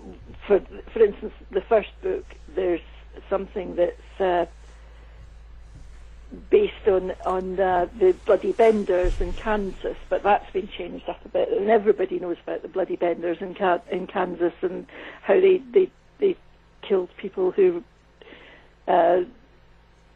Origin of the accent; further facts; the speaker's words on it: Scotland, United Kingdom; moved away as an adult; also born or lived in United States; I did work in the States for many years, and there's one thing I know, it's about working in the USA as a Scottish woman.